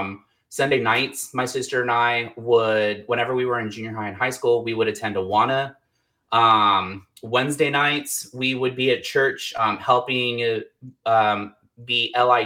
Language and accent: English; Texas, United States; I grew up with my mom, dad, and sister. We were a very, very, very strong Christian family. Like, I'm from Texas, Southern Baptist.